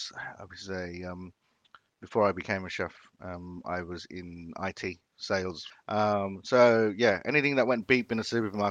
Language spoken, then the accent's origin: English; Philippines; moved away; You know, we were obviously growing up in the Philippines when I was younger. I have very few food memories in the Philippines.